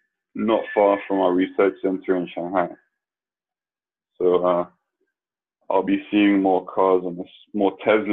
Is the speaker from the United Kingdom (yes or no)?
yes; London, United Kingdom; I was born and raised in London